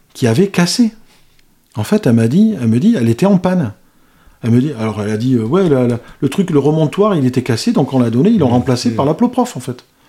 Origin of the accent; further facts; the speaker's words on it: Spain; je suis espagnol